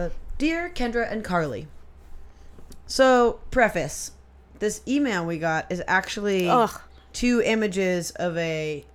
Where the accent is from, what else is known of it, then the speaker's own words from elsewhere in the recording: Gainesville, Florida, United States; the newest and biggest recording studio being built in my hometown of Gainesville, Florida.